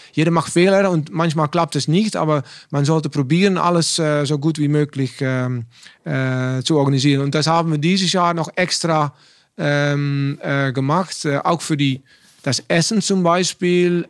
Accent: Netherlands; German is a second language; ich bin ein Holländer

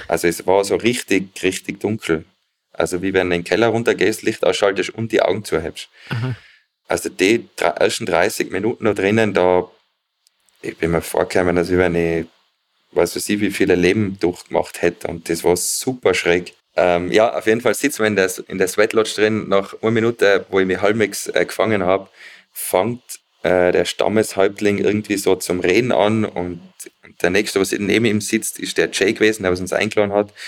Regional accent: Zillertal, Tyrol, Austria; ich komme aus dem Zillertal, bin mittlerweile 38

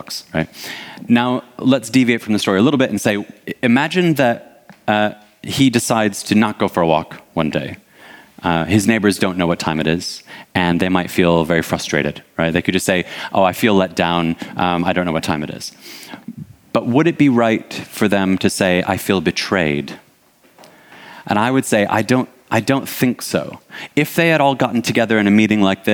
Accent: Detroit, Michigan, United States; now in United Kingdom; I'm originally from Detroit.

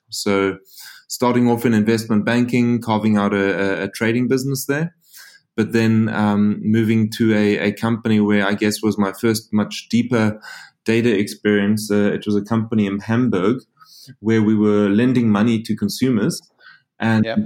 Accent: South Africa; moved away; also born or lived in Frankfurt; I'm a South African. If you're asking where the funny accent's from

